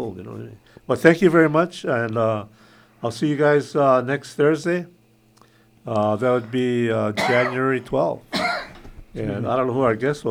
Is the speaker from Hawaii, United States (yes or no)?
yes; Kaneohe Bay, Hawaii, United States; I grew up in Kaneway Bay